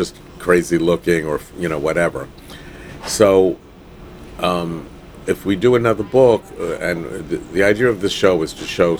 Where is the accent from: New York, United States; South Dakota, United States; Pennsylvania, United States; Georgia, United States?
New York, United States; Long Island; also born or lived in Brooklyn, New York; we actually moved to Long Island on my 8th birthday